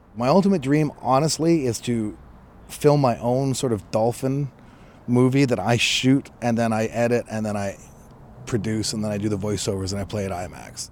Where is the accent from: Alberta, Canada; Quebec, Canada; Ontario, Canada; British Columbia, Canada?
British Columbia, Canada; Chilliwack; moved away as an adult; also born or lived in New Westminster; now in Los Angeles, United States; Originally from New West, I was born in New Westminster, I grew up in Chilliwack